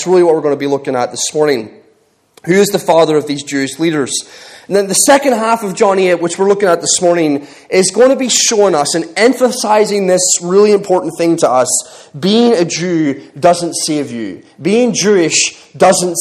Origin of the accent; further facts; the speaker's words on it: Ireland; moved away as an adult; now in England, United Kingdom; I'm Irish